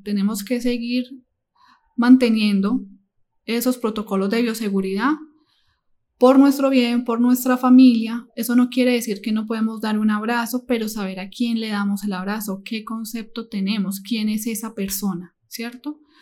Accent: Medellín, Antioquia, Colombia; now in Cali, Colombia; yo no soy de Cali, yo soy de la ciudad de Medellín. Mi familia, mis padres se encontraban en tal ciudad

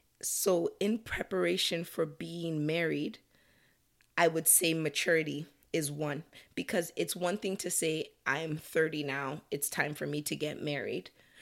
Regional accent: Nigeria; now in Canada; culturally, as a Nigerian, Canadian, there are pressures that come with age.

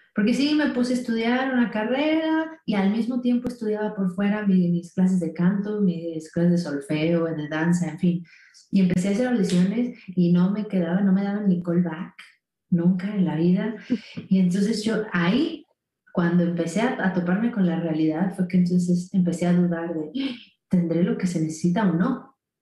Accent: San Luis Potosí, Mexico; moved away as an adult; now in Mexico City, Mexico; es un estado, bueno, una ciudad que está dentro del estado de San Luis Potosí, que está un poco al norte de la Ciudad de México, ¿no? Eh, yo ahí viví hasta los 18 años

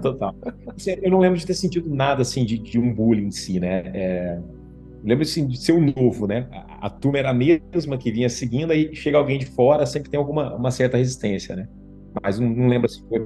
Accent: Guaxupé, Minas Gerais, Brazil; also born or lived in Ponte Nova / Viçosa / Machado; eu sou de Minas, natural de Minas Gerais

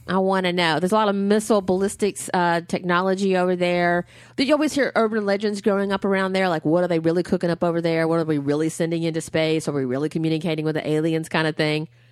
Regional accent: Huntsville, Alabama, United States; my hometown is cheering. Huntsville, Alabama

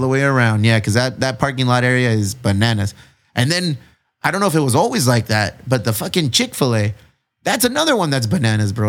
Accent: National City, California, United States; I'm Mexican. I grew up in National City

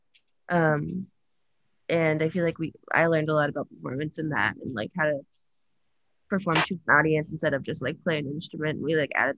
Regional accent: New York City, New York, United States; I grew up in New York City, but my mom and like her side of the family is all from Massapequa

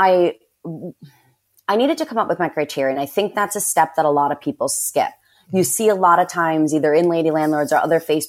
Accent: New York, United States; also born or lived in Dominican Republic; I'm a New Yorker

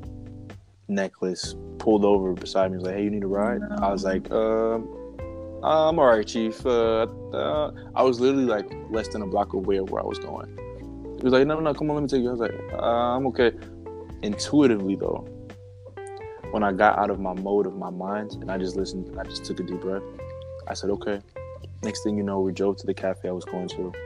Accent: New Jersey, United States; I'm from New Jersey

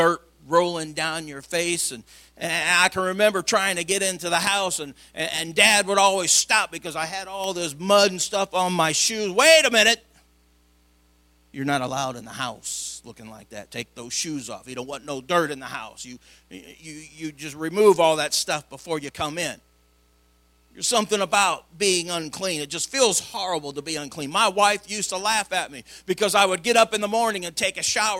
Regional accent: Madison, Illinois, United States; an all boy growing up in Madison, Illinois

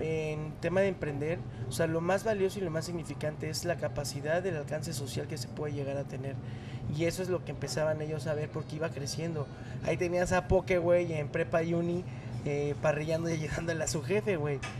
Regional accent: Santiago de Querétaro, Querétaro, Mexico; Yo soy originario de Hércules, soy queretano

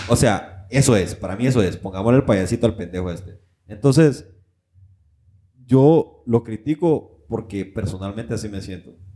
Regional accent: Honduras; moved away; nosotros como hondureños

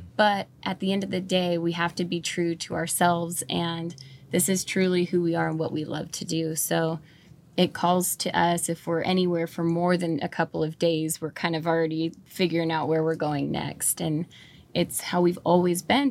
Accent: Fall River Mills, California, United States; also born or lived in Watsonville, California; I was born in Watsonville, but I grew up, um, from the second grade on up in a little town called Fall River Mills up by Burney Falls in Northern California

